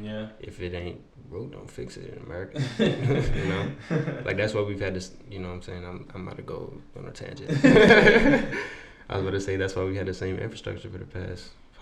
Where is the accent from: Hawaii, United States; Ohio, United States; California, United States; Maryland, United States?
Maryland, United States; I'm from Maryland, but when I go out the country, I'm from D.C.